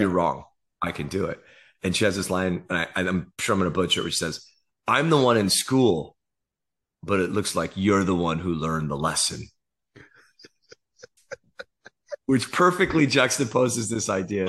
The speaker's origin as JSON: {"language": "English", "area": "Silicon Valley", "region": "California", "country": "United States", "tie": "born or raised there", "said": "I grew up in the Silicon Valley"}